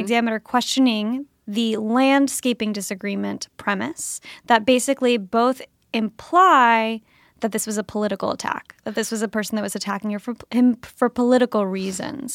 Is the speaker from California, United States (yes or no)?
no; Kentucky, United States; moved away; it's my home state